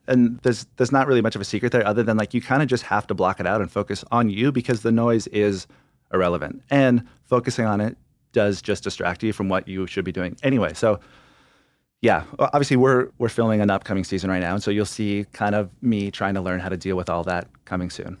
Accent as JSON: {"language": "English", "region": "California", "country": "United States", "tie": "born or raised there", "said": "I grew up in California, so somewhere on the California coast"}